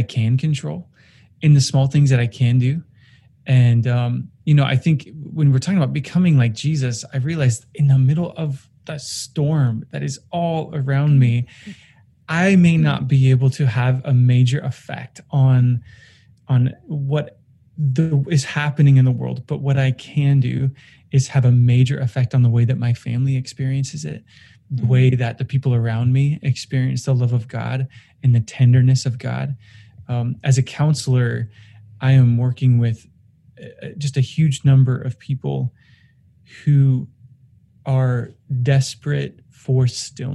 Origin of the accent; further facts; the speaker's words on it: Oregon, United States; moved away; I grew up in Oregon, and just yesterday I got word that the house I grew up in, the forest I grew up in, is gone